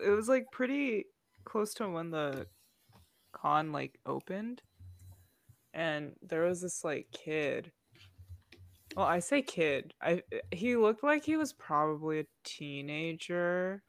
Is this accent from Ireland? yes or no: no; United States; I was born here.